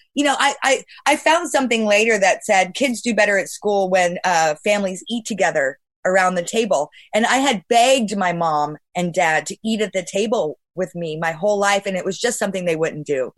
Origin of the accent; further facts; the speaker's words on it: Bay Area, California, United States; I'm from the Bay Area